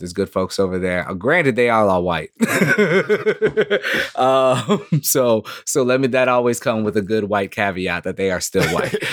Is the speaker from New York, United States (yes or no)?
no; Minneapolis, Minnesota, United States; I'm very much born here.